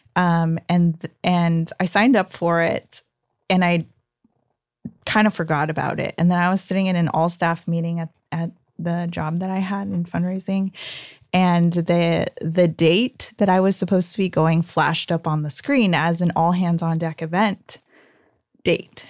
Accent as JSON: {"language": "English", "town": "Ontario", "region": "California", "country": "United States", "tie": "born or raised there", "said": "I grew up in the Inland Empire, so um, Ontario upland area"}